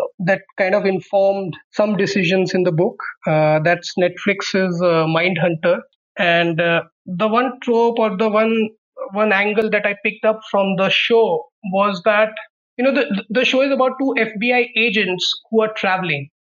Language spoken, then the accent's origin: English; Muzaffarnagar, Uttar Pradesh, India; moved away as an adult; also born or lived in Ahmedabad; while I was growing up in Muzaffarnagar